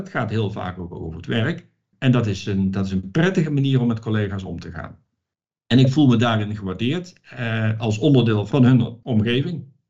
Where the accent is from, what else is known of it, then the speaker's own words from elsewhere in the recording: Netherlands; moved away as an adult; now in Romania; ik kom uit Nederland, uit een georganiseerd land